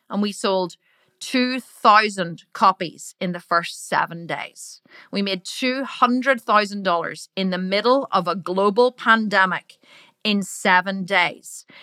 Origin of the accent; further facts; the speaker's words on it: Ireland; accent: Irish; I'm Irish. I'm Irish. Like, sometimes I sound really Irish because I am Irish, right? And in Ireland, we say the word fuck a lot